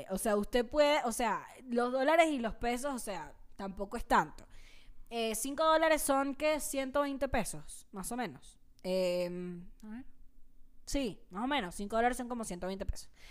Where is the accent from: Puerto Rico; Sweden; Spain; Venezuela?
Venezuela; now in Mexico; Y desde que me mudé a México, cuando me mudé a México de Venezuela, una de las cosas que quería era ver más bandas porque a Venezuela no va nadie porque, bueno, ajá, el comunismo.